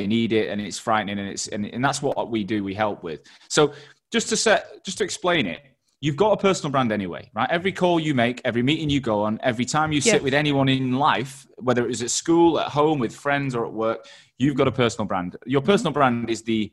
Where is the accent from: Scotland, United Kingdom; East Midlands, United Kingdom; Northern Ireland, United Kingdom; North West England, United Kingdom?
North West England, United Kingdom; Manchester; also born or lived in Australia; now in London, United Kingdom; I'd lived in Australia and I'm from Manchester and I live in London